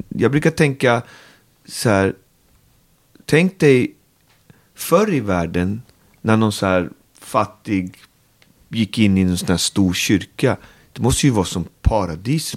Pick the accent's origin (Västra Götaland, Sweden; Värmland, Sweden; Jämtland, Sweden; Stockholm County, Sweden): Stockholm County, Sweden; Botkyrka; Alby är min by i världen, där jag trivs och lever och är uppväxt